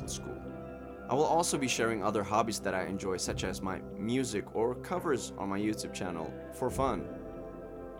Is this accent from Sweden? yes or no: yes; Sweden; moved away as an adult; now in Latvia; I'm from Sweden, but currently I'm a third-year medical student living in Latvia.